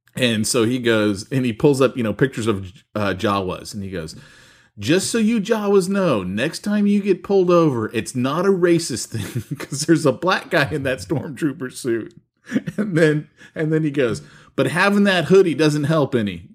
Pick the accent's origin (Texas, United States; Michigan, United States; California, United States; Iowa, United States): California, United States; San Francisco; growing up in San Francisco